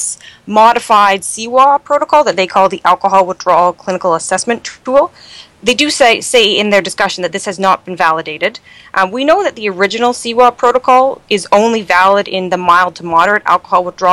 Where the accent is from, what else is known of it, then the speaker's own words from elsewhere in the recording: Canada; accent: Canadian; moved away as an adult; also born or lived in London, Ontario; now in New York City, United States; I'm Canadian